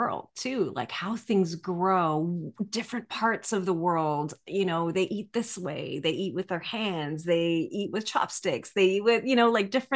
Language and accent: English; Canada; As a Canadian